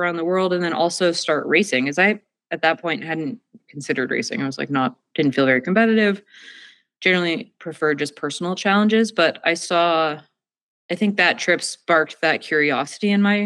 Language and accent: English; Northeast, United States; now in Victor, Idaho, United States; I grew up in the Northeast where winters are dark and cold